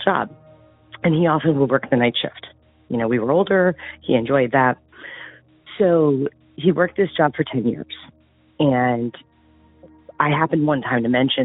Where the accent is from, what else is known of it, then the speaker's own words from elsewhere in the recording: east of Cleveland, Ohio, United States; I grew up in a city east of Cleveland